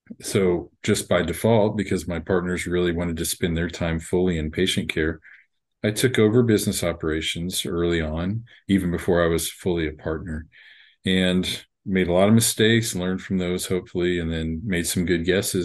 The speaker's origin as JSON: {"language": "English", "region": "Texas", "country": "United States", "tie": "born or raised there", "also_born_or_lived": "Miami", "said": "So I'm here where I pretty much where I grew up. I'm originally from Miami, so not too far from you, and moved around a lot when I was younger, but settled here by late elementary school and did my education mostly in Texas"}